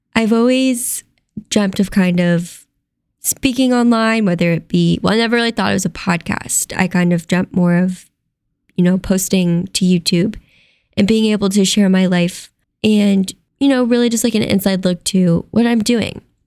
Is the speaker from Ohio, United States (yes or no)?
yes; Ohio, United States; moved away as an adult; now in Las Vegas, United States; I'm originally from Ohio, and I actually packed up and moved to Las Vegas on a whim, all by myself